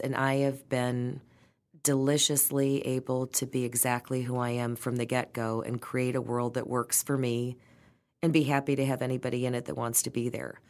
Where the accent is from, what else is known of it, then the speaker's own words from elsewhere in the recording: Detroit, Michigan, United States; growing up in Detroit